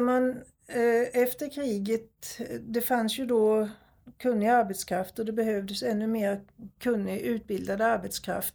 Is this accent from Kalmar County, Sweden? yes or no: yes; Nybro, Kalmar County, Sweden; där jag växte upp i Nybro